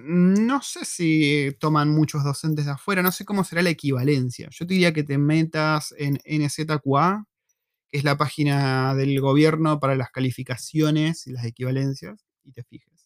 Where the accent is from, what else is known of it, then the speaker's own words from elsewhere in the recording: Argentina; moved away as an adult; also born or lived in La Plata, Argentina / Buenos Aires, Argentina; now in New Zealand; como los argentinos, como nosotros